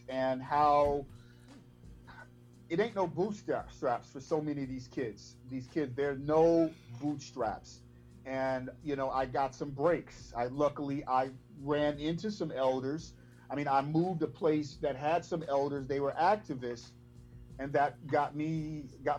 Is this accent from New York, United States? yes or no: no; Chicago, Illinois, United States; I was actually from Inglewood originally, moved to Roseland, then moved to the 78th, 85th and Bennett on the east